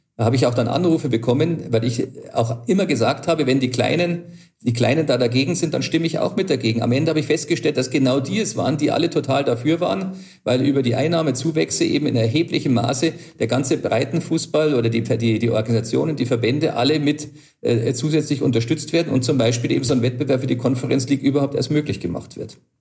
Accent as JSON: {"language": "German", "country": "Germany", "said": "bei uns in Deutschland"}